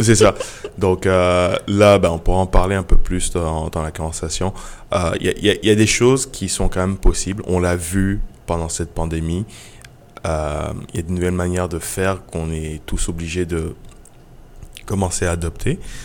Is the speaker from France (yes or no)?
no; Côte d’Ivoire; moved away; also born or lived in Benin; d'aller en Côte d'Ivoire, qui est mon pays natal